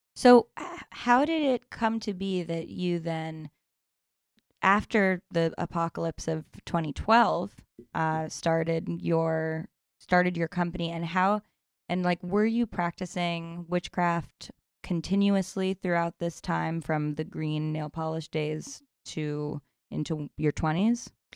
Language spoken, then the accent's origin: English; New York City, New York, United States; I grew up here in New York City